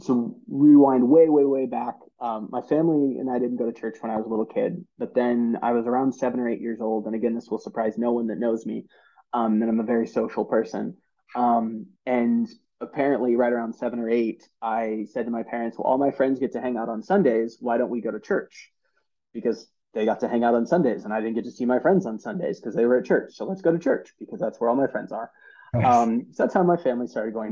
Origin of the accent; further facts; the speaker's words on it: Sacramento, California, United States; moved away as an adult; now in Omaha, United States; Sacramento, California. Okay. Grew up outside of just outside of Sacramento